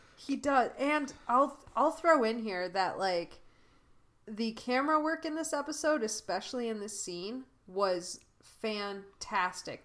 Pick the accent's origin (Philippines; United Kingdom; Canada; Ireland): Canada; moved away; also born or lived in United States; I moved away from Canada